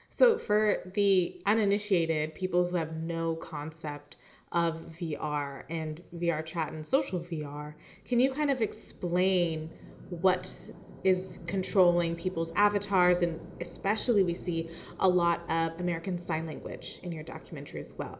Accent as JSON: {"language": "English", "town": "Toronto", "region": "Ontario", "country": "Canada", "tie": "born or raised there", "said": "my hometown of Toronto"}